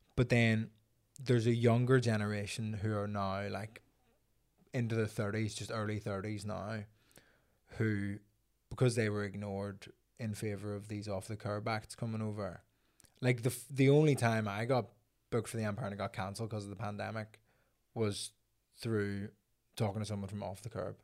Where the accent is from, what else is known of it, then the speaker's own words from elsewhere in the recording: Belfast, Northern Ireland, United Kingdom; I'm from Belfast